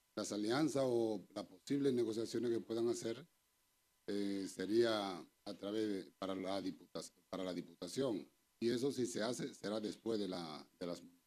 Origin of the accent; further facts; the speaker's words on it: San Juan de la Maguana, San Juan, Dominican Republic; now in Madrid, Spain; Soy de San Juan de la Maguana y aquí en España estoy desde